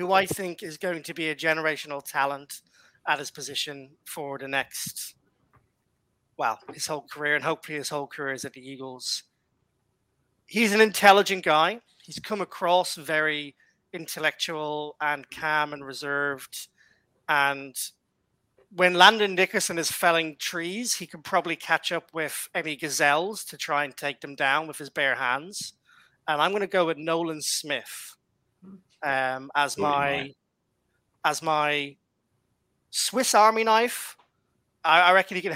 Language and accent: English; Ireland; I'm Irish